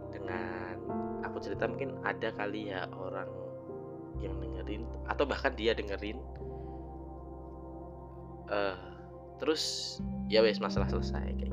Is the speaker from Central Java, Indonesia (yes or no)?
yes; Semarang, Central Java, Indonesia; now in Malang, Indonesia; selama aku di Malang sini ya karena aku asalnya dari Semarang